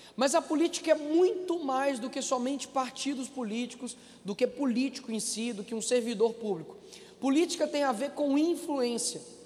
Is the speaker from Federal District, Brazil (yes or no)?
no; Belo Horizonte, Minas Gerais, Brazil; O meu avô fundou a Assembleia do Cabana, que foi a favela onde eu nasci.